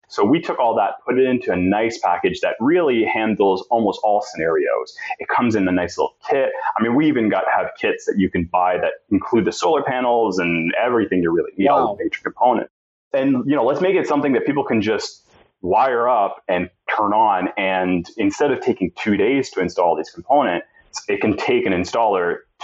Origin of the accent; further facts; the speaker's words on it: Canada; I think we had a little bit of an advantage being Canadian